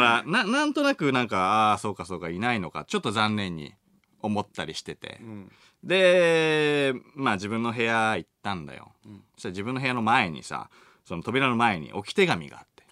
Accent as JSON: {"language": "Japanese", "area": "Machiya", "region": "Tokyo", "country": "Japan", "tie": "born or raised there"}